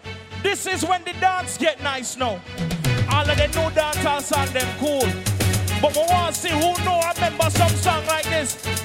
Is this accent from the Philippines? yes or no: no; Jamaica; I'm from Jamaica, but big up every Caribbean island inside of here.